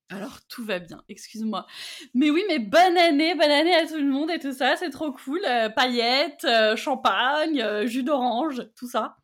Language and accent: French; Auvergne-Rhône-Alpes, France; je viens d'Auvergne.